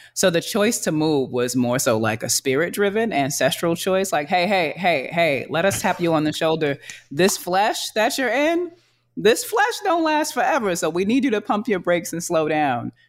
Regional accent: New York City, New York, United States; I'm from Harlem

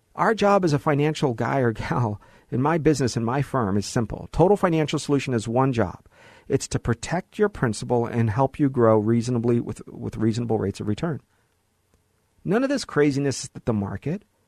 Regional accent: Los Angeles, California, United States; also born or lived in Hollywood, California; I was born in Hollywood, right? Grew up in the Valley

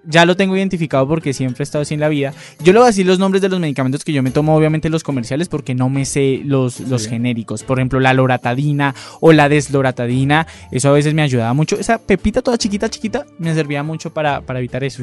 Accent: Cali, Valle del Cauca, Colombia; moved away; yo soy de Cali

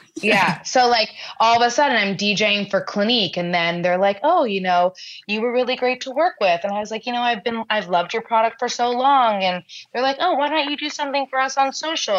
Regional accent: New York, United States; I'm born and raised in New York

